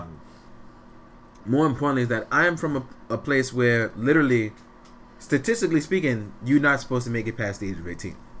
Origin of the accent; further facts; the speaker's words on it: New York City, New York, United States; I'm from Fort Greene, Brooklyn. I grew up in in what is called now the worst neighborhood in five boroughs